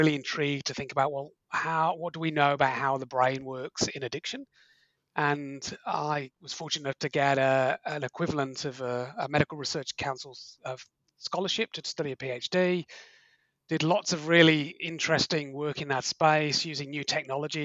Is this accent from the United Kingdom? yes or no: yes; Liverpool, North West England, United Kingdom; moved away as an adult; also born or lived in Manchester; now in Australia; I grew up in Liverpool in the UK, went to study medicine at Manchester University in the UK.